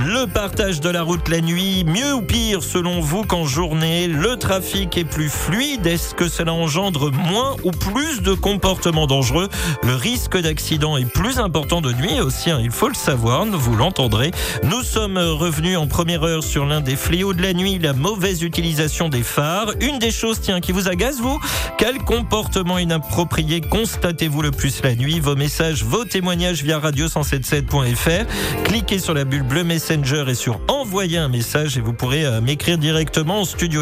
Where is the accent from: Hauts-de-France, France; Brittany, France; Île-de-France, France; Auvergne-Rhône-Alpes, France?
Hauts-de-France, France; the Nord; comme on dit chez moi dans le Nord